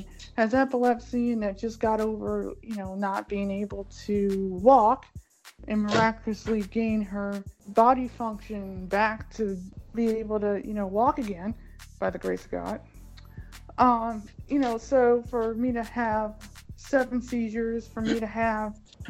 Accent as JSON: {"language": "English", "town": "Cleveland", "region": "Ohio", "country": "United States", "tie": "born or raised there", "said": "I was born in Cleveland, Ohio, 42 years ago"}